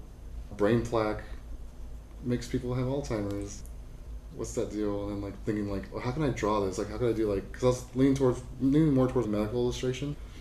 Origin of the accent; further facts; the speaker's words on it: Orange County, California, United States; I grew up in Orange County, so like I'm from Disneyland kid.